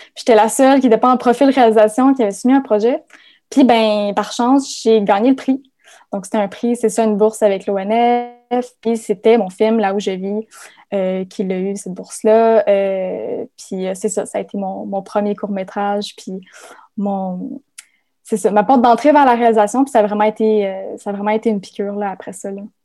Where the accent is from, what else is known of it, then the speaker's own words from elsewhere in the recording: Témiscamingue, Quebec, Canada; moved away as an adult; ma terre natale